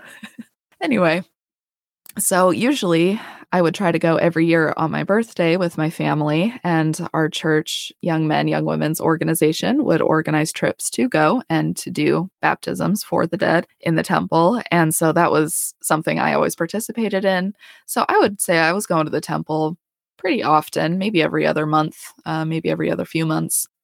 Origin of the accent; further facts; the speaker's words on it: Colorado, United States; moved away as an adult; also born or lived in Idaho / Utah; now in Houston, United States; I'm from Colorado. I, we lived south of Denver, uh, for seventeen years.